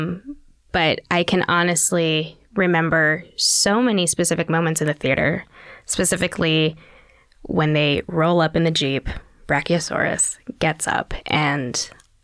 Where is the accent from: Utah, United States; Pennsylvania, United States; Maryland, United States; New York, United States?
Utah, United States; Park City; I grew up where I grew up in Park City, Utah